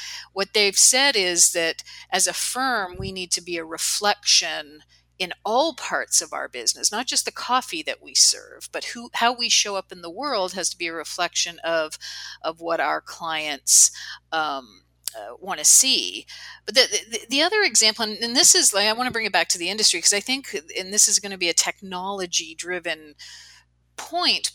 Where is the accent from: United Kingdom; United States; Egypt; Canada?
Canada; I'm Canadian